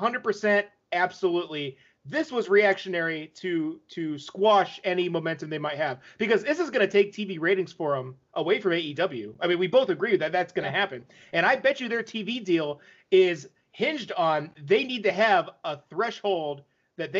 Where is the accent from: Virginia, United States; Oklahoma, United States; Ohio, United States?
Ohio, United States; We're from Ohio